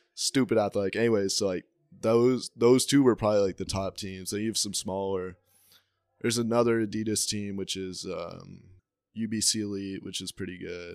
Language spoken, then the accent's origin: English; Salt Lake Valley, Utah, United States; born or raised there